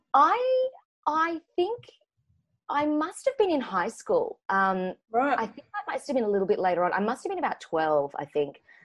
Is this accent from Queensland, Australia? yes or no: yes; Brisbane, Queensland, Australia; now in Sydney, Australia; I'm currently in Sydney now, but I haven't um, I haven't always grown up in Sydney. So I'm from Brisbane, Queensland